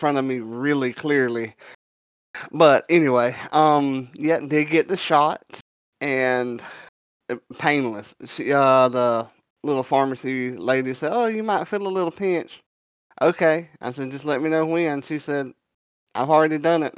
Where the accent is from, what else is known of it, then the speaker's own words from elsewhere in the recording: the South, United States; being a Southerner